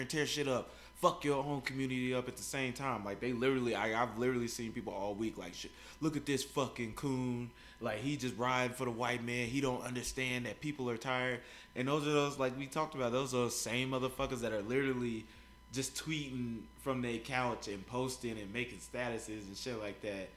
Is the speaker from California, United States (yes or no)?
no; Kansas City, Missouri, United States; I got this girl that I grew up with in Kansas City